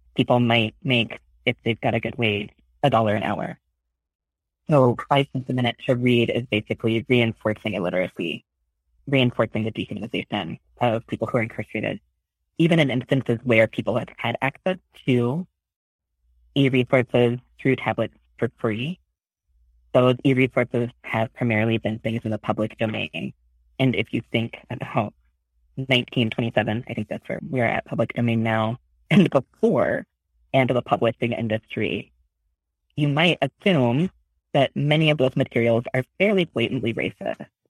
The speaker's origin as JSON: {"language": "English", "region": "Oklahoma", "country": "United States", "tie": "born or raised there", "moved": "as an adult", "lives_now": "San Francisco, United States", "said": "I grew up in Oklahoma"}